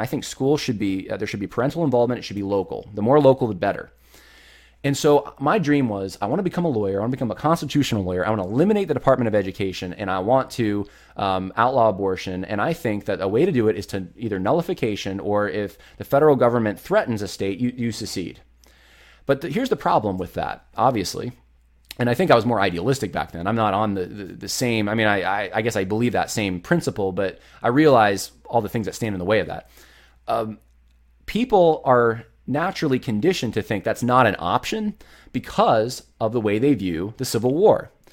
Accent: New York, United States; also born or lived in California; I was born in California, raised in New York, had a lot of family in Ohio and Mississippi

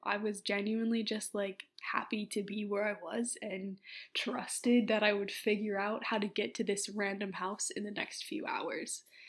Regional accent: Minneapolis, Minnesota, United States; also born or lived in Oxford, United Kingdom; say Minneapolis

